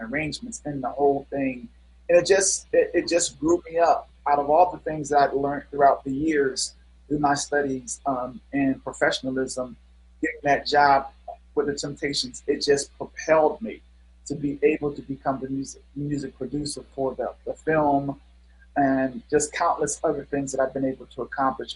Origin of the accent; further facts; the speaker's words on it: Cleveland, Ohio, United States; moved away as an adult; also born or lived in Versailles, France / Chicago; I'm from Cleveland, Ohio